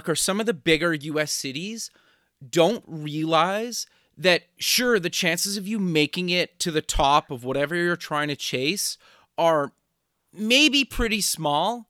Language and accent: English; Canada; As a Canadian